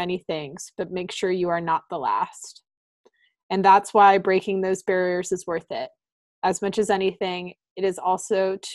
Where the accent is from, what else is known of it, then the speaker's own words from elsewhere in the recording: the North, United States; moved away; also born or lived in the South (US); as a Northerner